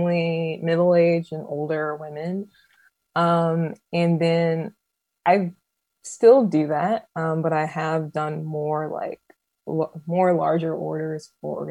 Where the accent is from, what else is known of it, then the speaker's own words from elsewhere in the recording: Atlanta, Georgia, United States; I'm from Metro Atlanta